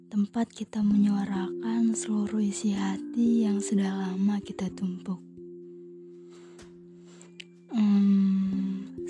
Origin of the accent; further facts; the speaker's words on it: Sumatra, Indonesia; Dulu waktu SMA aku selalu ingin kuliah di Pulau Jawa karena aku sendiri berasal dari Pulau Sumatera.